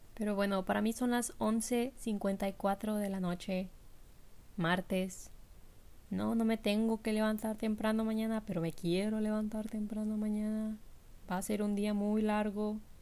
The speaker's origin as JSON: {"language": "Spanish", "country": "Mexico", "moved": "yes", "said": "yo soy de México"}